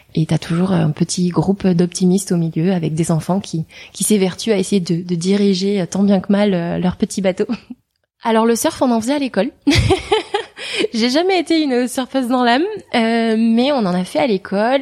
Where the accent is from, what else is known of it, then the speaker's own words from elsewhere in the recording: Hendaye, Nouvelle-Aquitaine, France; moved away; j'ai grandi dans une ville qui s'appelle Andaille, qui est à la frontière euh, entre l'Espagne et, la France, sur la côte atlantique.